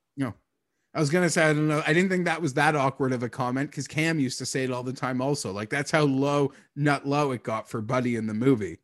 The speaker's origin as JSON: {"language": "English", "country": "Canada", "said": "we're Canadian"}